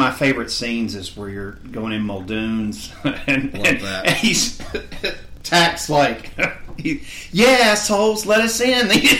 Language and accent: English; Florida, United States; growing up in Florida